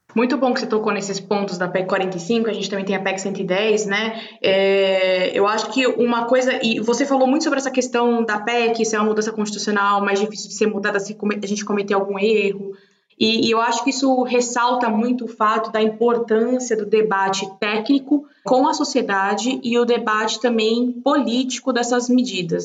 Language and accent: Portuguese; Brazil; como brasileira